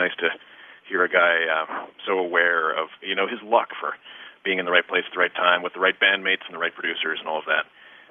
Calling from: Pennsylvania, United States; I'm calling from Brenathen, Pennsylvania.

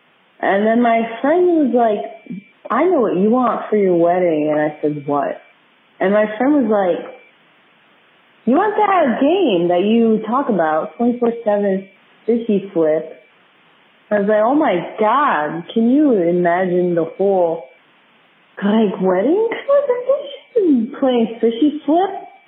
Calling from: Buffalo, New York, United States; I'm calling from Buffalo, New York

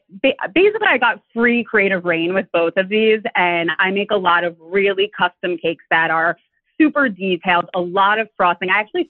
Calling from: New York, United States; I am calling from New York, the Upper West Side.

